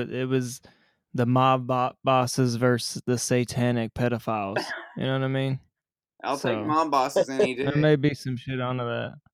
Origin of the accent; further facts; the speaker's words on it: United States; I'm American.